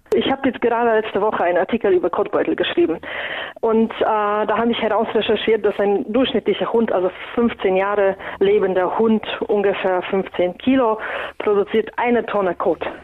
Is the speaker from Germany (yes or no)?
no; Poland; moved away; Ich komme ja ursprünglich aus Polen und wir essen traditionell sehr viel Graupen